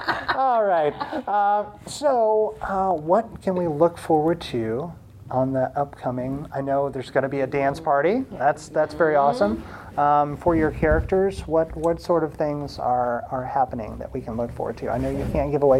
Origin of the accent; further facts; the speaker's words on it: Centralia, Illinois, United States; I'm from Centralia. No one's ever heard of Centralia.